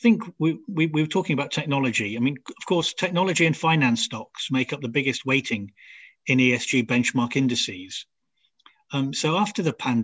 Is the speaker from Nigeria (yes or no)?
yes; Nigeria; now in United Kingdom; I grew up in Nigeria